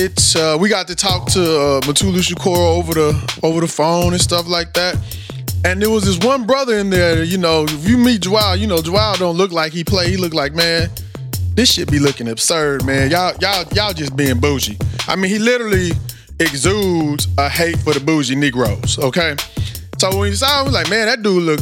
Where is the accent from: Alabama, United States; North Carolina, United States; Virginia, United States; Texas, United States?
Texas, United States; Austin; my hometown of Austin, Texas.